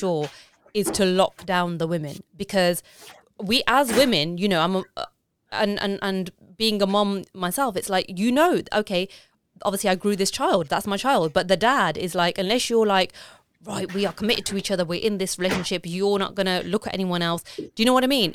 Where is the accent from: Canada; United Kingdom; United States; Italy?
United Kingdom; I'm British, but I've been raised in a way